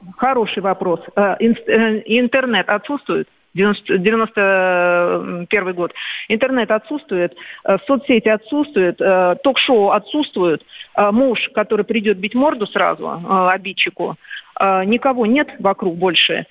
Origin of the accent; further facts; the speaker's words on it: Moscow, Russia; я родилась в Москве